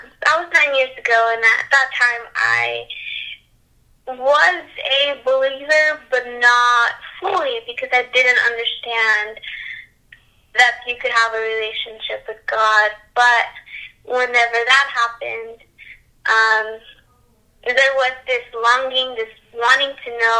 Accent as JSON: {"language": "English", "town": "Conroe", "region": "Texas", "country": "United States", "also_born_or_lived": "Dallas", "said": "I am from Conroe, which is in North Houston."}